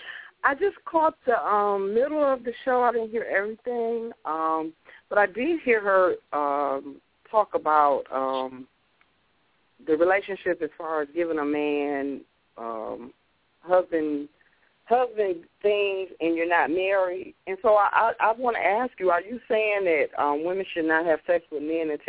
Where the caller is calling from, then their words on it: Detroit, Michigan, United States; I'm calling from Detroit.